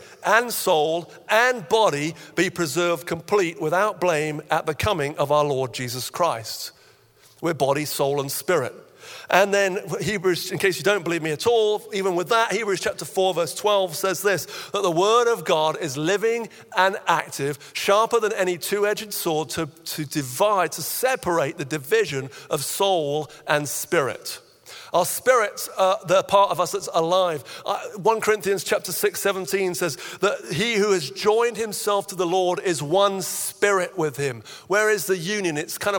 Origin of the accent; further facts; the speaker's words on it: Nigeria; When I was about 9, I had a friend growing up in Nigeria as a missionary kid